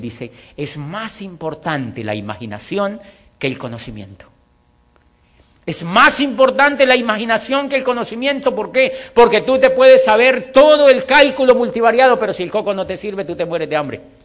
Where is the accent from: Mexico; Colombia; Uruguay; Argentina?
Colombia; also born or lived in Popayán, Colombia / Europe; hago parte del 4% de la población colombiana